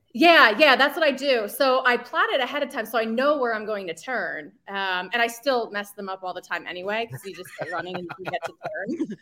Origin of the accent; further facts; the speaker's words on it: New Jersey, United States; I was born and raised in New Jersey